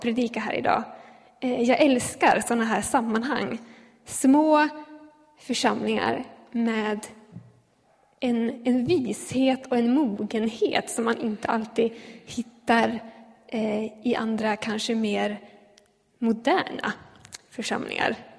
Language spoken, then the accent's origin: Swedish; Ljustorp, Västernorrland County, Sweden; moved away as an adult; now in Gävle, Sweden; jag bor i Gävle för tillfället men jag kommer från Ljustorp